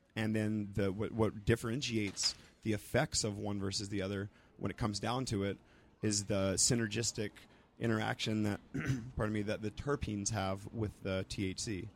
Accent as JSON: {"language": "English", "town": "Roswell", "region": "New Mexico", "country": "United States", "also_born_or_lived": "East Coast / Santa Cruz", "moved": "yes", "said": "I'm from Roswell, New Mexico"}